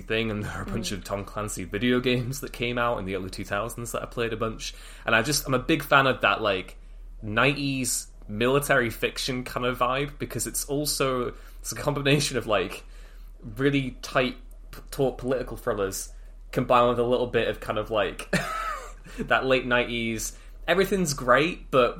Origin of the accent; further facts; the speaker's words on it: United Kingdom; as a Brit